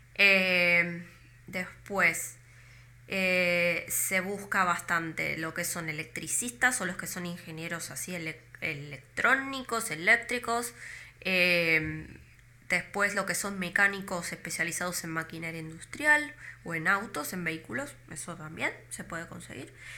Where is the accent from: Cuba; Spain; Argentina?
Argentina; moved away as an adult; now in Iceland; una persona como yo, normal, de Argentina